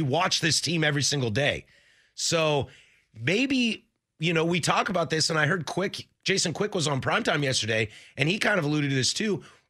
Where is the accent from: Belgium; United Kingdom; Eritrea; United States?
United States; Vancouver, Washington; also born or lived in Pullman, Washington / Seattle, Washington / Spokane, Washington; I'm from the Northwest. I went to college at Washington State. I grew up in Vancouver, went to Wazoo.